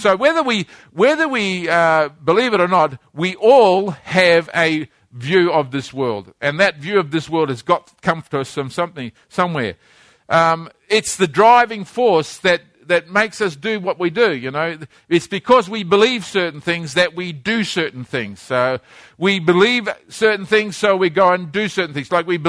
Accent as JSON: {"language": "English", "town": "Christchurch", "region": "Canterbury", "country": "New Zealand", "tie": "born there", "said": "this is a cathedral in the town where I was born, a city I was born in Christchurch, New Zealand. I was born in this place."}